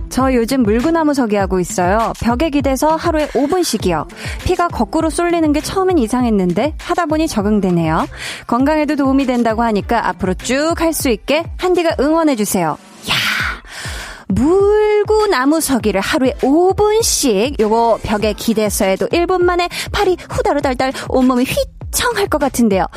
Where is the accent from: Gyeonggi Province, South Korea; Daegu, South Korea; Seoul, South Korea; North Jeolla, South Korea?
Seoul, South Korea; 저는 어렸을 때 이제 강동구에서 네. 나고 자랐는데요